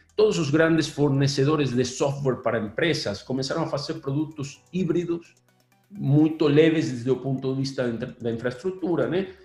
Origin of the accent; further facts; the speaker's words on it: Argentina; Portuguese is a second language; now in Brazil; Eu, eu sou gringo mesmo. Eu sou originalmente argentino